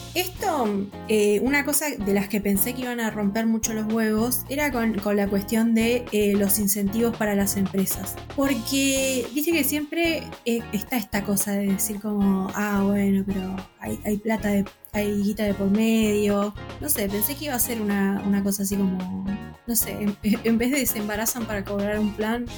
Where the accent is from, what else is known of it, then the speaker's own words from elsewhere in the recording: Argentina; Acá en Argentina